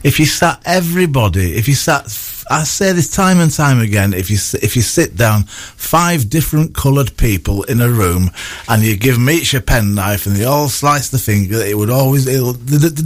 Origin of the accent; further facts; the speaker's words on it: Bradford, Yorkshire and the Humber, United Kingdom; I come from Bradford